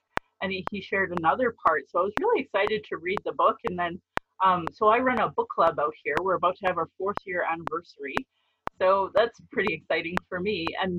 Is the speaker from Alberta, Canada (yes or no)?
yes; Calgary, Alberta, Canada; I was born in Calgary, or Mokinstis in Blackfoot, as … another English name, which has afforded me privilege in an English colonial world. My mother is Northern Slavey Dene, or Satu Dene